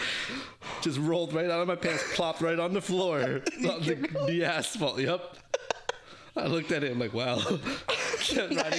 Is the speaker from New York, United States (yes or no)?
yes; New York City, New York, United States; born or raised there; English is a second language